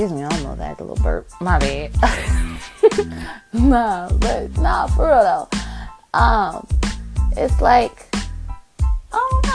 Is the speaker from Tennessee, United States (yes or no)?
no; Chicago, Illinois, United States; I'm from Chicago